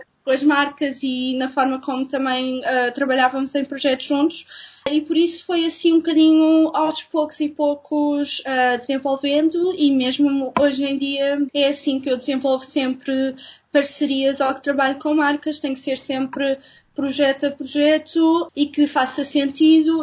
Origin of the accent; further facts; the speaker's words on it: Castelo Branco, Centro, Portugal; also born or lived in Lisbon; eu sou de Lisboa, mas os meus, os, meus, pais mudaram-se para Castelo Branco quando eu era pequena e por okay. isso vivi lá durante grande parte de, de, da minha vida de criança e adolescente